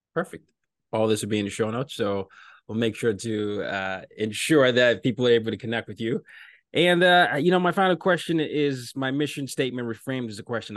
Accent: Nigeria; I'm from Nigeria.

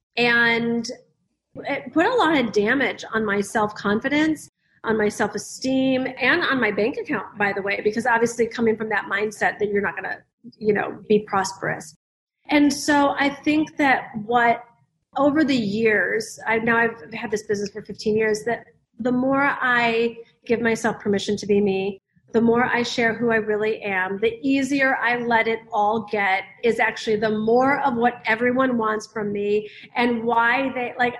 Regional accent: the Midwest of America, United States; I grew up in the Midwest of America

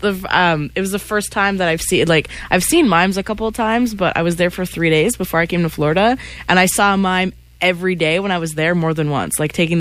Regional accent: Quebec, Canada; first language French; English is a second language; I'm French and English is my second language

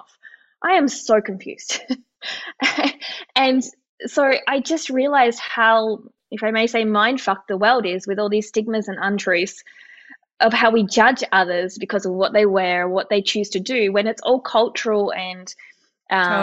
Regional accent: Australia; moved away; also born or lived in Austria; I'm Australian

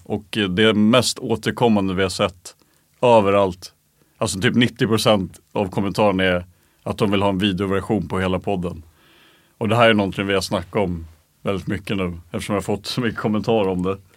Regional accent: Stockholm, Stockholm County, Sweden; folk blev sura på oss som stockholmare

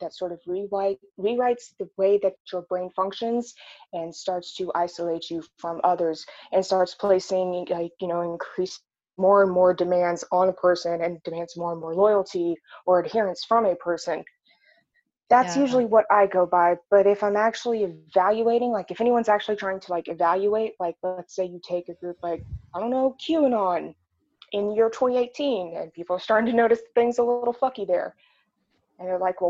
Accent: Arkansas, United States; I grew up in Arkansas

